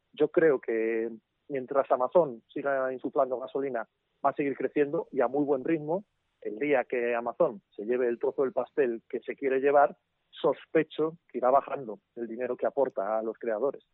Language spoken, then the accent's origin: Spanish; Asturias, Spain; yo soy asturiano, eh, comencé en mi tierra